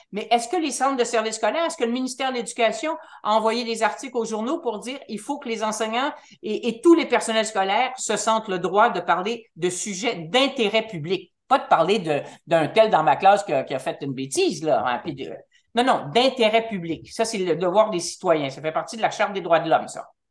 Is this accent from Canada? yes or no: yes; Montreal, Quebec, Canada; moved away as an adult; je suis montréalaise